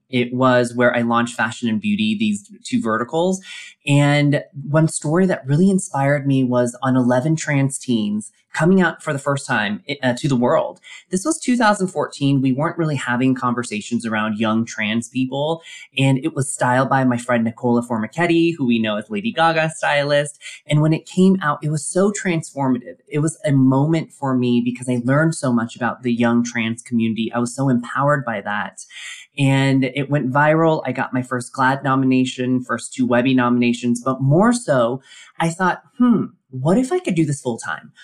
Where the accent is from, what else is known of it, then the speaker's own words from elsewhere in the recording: Colorado Springs, Colorado, United States; growing up in Colorado Springs, Colorado, as the lone Asian American kid